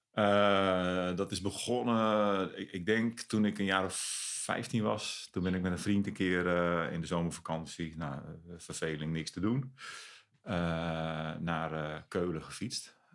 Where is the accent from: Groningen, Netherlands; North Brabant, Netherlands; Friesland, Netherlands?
Friesland, Netherlands; moved away as an adult; also born or lived in Zeist / Stadshagen, Zwolle; now in Zwolle, Netherlands; ben opgegroeid in Friesland.